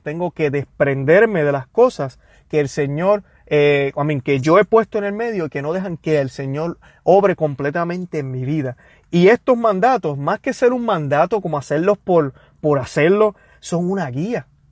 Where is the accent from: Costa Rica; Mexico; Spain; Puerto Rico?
Puerto Rico; now in United States; yo que soy de Puerto Rico